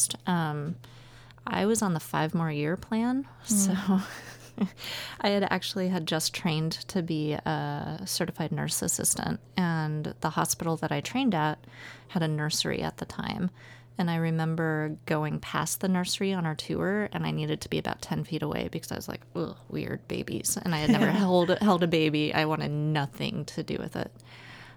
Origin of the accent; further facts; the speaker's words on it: Nebraska, United States; also born or lived in Southern California; now in Portland, United States; I grew up in Nebraska